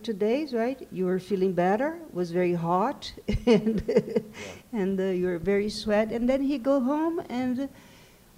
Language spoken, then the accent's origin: English; Brazil; first language Portuguese; English is a second language; moved away